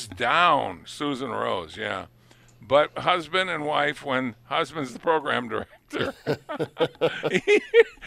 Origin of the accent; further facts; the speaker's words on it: New England, United States; now in Buffalo, United States; I grew up in New England